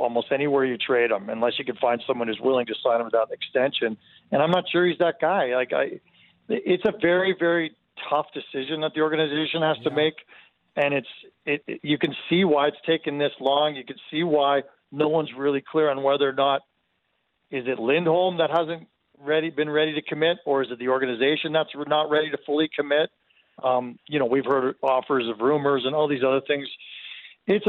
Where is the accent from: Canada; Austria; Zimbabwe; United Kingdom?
Canada; Mississauga, Ontario; now in Calgary, Canada; I grew up in Southern Ontario in Mississauga